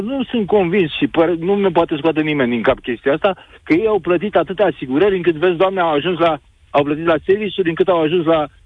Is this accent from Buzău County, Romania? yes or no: no; Craiova, Dolj, Romania; sunt din Craiova